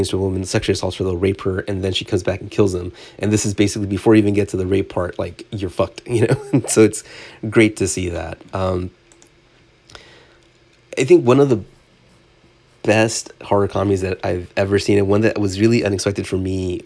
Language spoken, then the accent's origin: English; Southern California, United States; growing up in Southern California